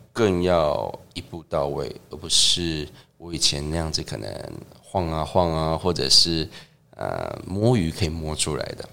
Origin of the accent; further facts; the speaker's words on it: Tucheng, New Taipei, Taiwan; 在土城有个， 呃， 共同餐厅， 那也不算共同餐厅，就是青青餐厅